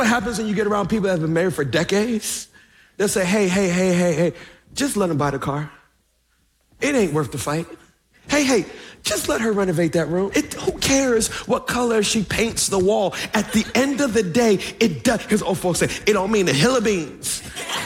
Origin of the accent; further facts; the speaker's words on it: Baltimore, Maryland, United States; I'm from Baltimore.